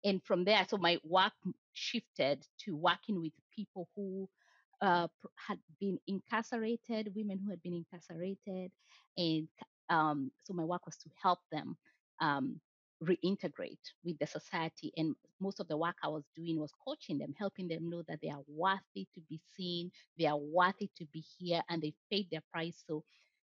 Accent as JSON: {"language": "English", "country": "Kenya", "second_language": "English", "moved": "as an adult", "lives_now": "United States", "said": "I never identified myself as a Black woman when I was in Kenya. But then in the US, now it became a thing. Yeah. So now I'm a Black woman. And then there's the layer of I'm not from the US, so I'm an immigrant"}